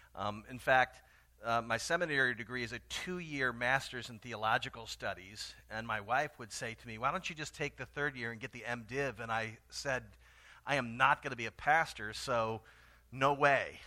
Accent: Tallahassee, Florida, United States; moved away; my hometown of Tallahassee, Florida

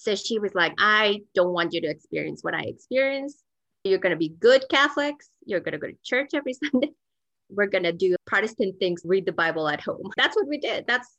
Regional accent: Mexico City, Mexico; also born or lived in Sonora, Mexico / Decatur, Georgia; now in Denver, United States; I grew up in Mexico City, but I was born in Northwest Mexico in the state of Sonora, which is the state that borders Arizona. My family is all from there, but I grew up in Coyoacán. It is a very old part of town

